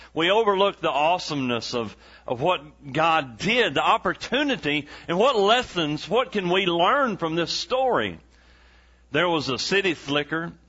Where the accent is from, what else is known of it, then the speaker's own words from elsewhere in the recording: East Texas, United States; we're from East Texas